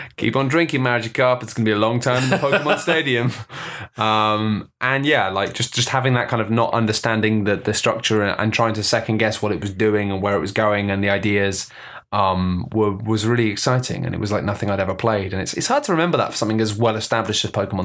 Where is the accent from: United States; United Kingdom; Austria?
United Kingdom; we're British